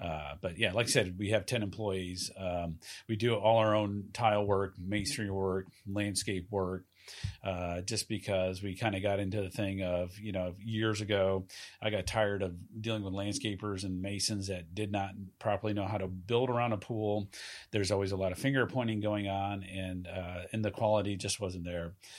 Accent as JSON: {"language": "English", "region": "Southeast", "country": "United States", "also_born_or_lived": "Camp Pendleton, California", "moved": "as an adult", "lives_now": "California, United States", "said": "I'm originally from the Southeast"}